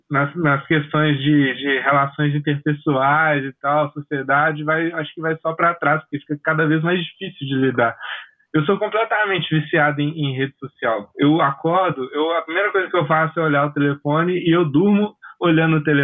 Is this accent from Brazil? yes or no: yes; Maceió, Alagoas, Brazil; sou aqui de Maceió